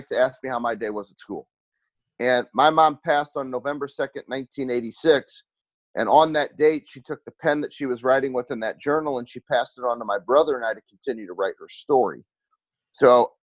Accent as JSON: {"language": "English", "town": "St. Louis", "region": "Missouri", "country": "United States", "said": "I'm from St. Louis, Missouri. I live in St. Louis."}